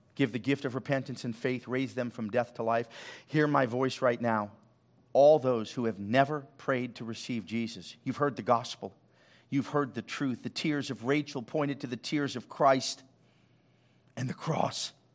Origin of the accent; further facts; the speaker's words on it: Los Angeles, California, United States; We grew up in Hollywood, and I occasionally drive by.